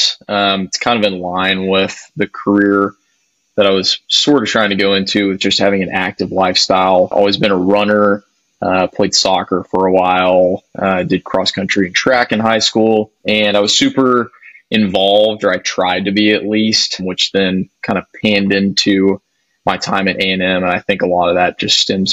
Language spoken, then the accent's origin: English; Fort Worth, Texas, United States; I grew up in Fort Worth, Texas